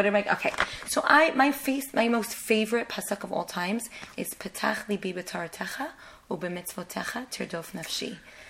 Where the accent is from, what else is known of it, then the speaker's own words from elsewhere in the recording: New York City, New York, United States; now in Israel; I was born in Manhattan, and my parents always had a tremendous passion for Eretz Yisrael. and they always wanted to make Aliyah. And they did actually make Aliyah all together, myself and my siblings. We made Aliyah in 1990, the year of the Gulf War.